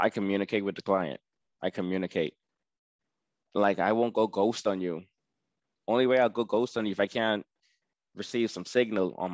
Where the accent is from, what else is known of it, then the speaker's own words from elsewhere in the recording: Bahamas; You know, so since I'm from the Bahamas, when I go to these places like Sam's Club and all that stuff, I'd be like, hey, are you from the Bahamas?